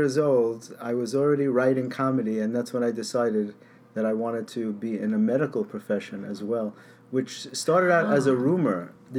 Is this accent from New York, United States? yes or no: yes; New York City, New York, United States; also born or lived in Yonkers, Westchester / Manhattan; I was born in the Bronx, actually.